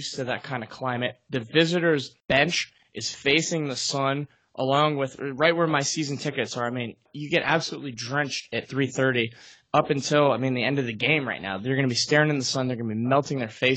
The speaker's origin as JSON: {"language": "English", "country": "United States", "said": "We're American"}